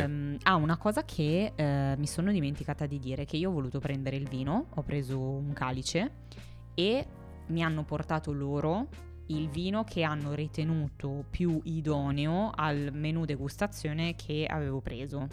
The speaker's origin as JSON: {"language": "Italian", "town": "Milan", "region": "Lombardy", "country": "Italy", "tie": "born or raised there", "said": "siamo nati entrambi a Milano"}